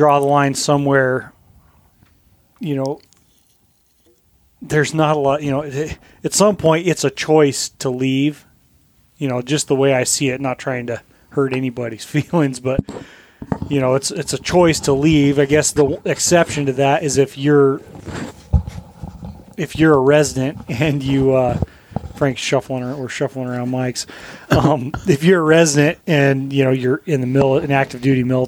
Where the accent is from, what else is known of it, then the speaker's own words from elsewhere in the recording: Colorado, United States; moved away as an adult; now in Alaska, United States; I grew up in Colorado